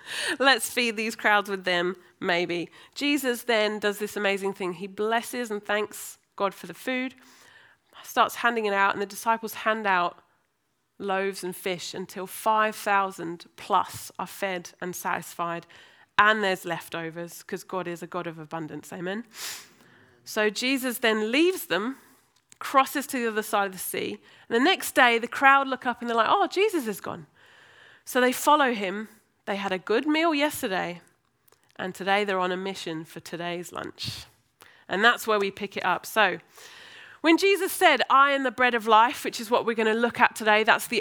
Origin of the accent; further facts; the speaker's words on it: United States; now in Birmingham, United Kingdom; Didn't take me long to learn to lose my Americanness and learn how to interact like the English.